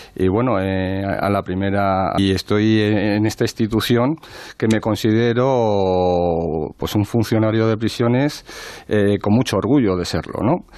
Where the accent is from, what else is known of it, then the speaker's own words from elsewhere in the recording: Madrid, Community of Madrid, Spain; yo también me he criado en un barrio, en un barrio de Madrid